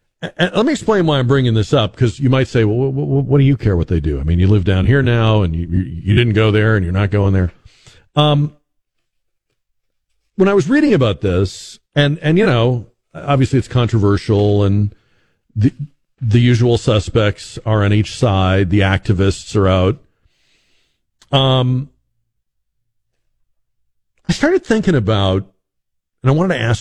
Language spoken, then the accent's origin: English; New England, United States; moved away as an adult; also born or lived in Boston; now in San Antonio, United States; I grew up in New England, spent the first half of my life up there, went to college up there.